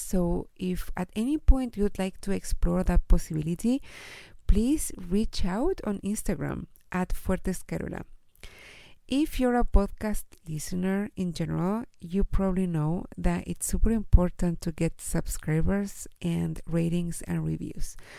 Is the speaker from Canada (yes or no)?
no; Chile; I am from Chile and I live here in Chile with my husband